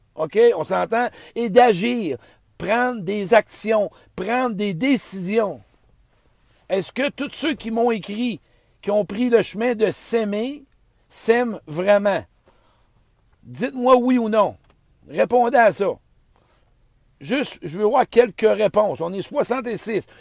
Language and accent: French; Beauce, Quebec, Canada; je suis dans boss, hein, dans mon patelin